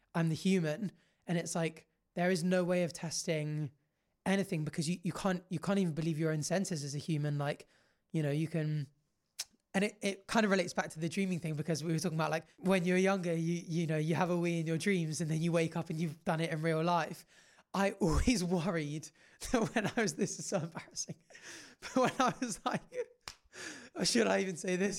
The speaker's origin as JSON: {"language": "English", "country": "Jersey", "tie": "born or raised there", "said": "obviously we grew up in Jersey"}